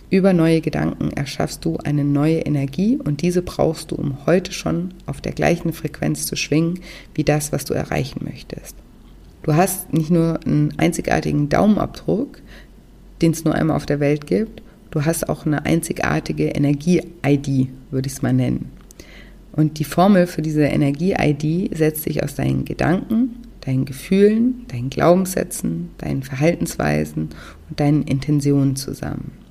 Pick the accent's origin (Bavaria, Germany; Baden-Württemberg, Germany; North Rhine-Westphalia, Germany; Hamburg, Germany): Baden-Württemberg, Germany; Konstanz; Ich bin zum Beispiel auch vor einigen Jahren wieder nach Konstanz gezogen, meine Heimatstadt, und wollte dort eine Wohnung kaufen.